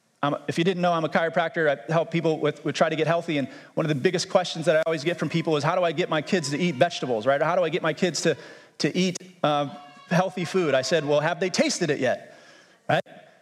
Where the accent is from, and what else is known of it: United States